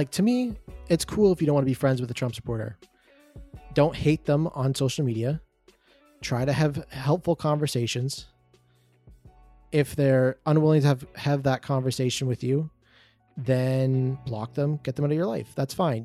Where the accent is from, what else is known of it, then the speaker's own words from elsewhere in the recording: Canada; a Canadian up north